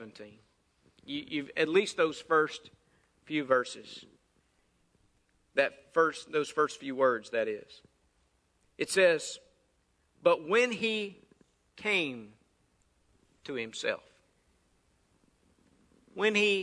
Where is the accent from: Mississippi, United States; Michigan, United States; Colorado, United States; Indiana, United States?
Mississippi, United States; North; I grew up there in North Mississippi